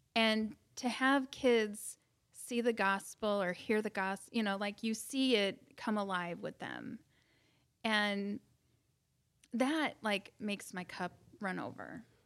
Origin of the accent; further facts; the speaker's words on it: Bourbonnais, Illinois, United States; I'm born and raised in Bourbonnais.